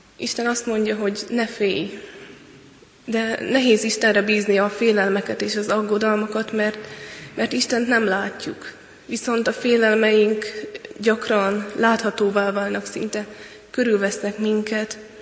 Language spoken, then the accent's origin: Hungarian; Hungary; egyedüli magyarként voltam